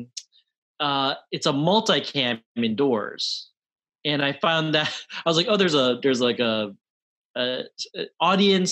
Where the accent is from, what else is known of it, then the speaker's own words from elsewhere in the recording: Cleveland, Ohio, United States; now in New York, United States; I'm from Cleveland